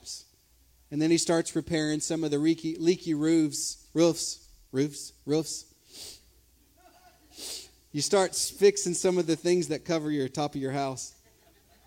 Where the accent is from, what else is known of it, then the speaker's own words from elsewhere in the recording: Silsby, United States; first language English; I grew up in Silsby, just down the road.